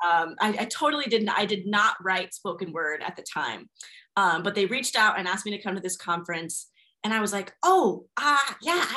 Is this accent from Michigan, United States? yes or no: no; Gwinnett County, Georgia, United States; I was raised in Gwinnett County, Georgia. So it's a bit north of Atlanta